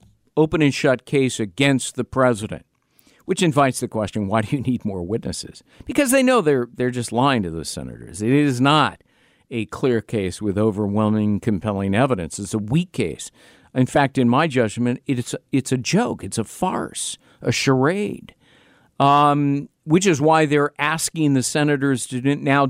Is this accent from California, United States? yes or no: yes; California, United States; moved away; my home state of California, where I lived for three decades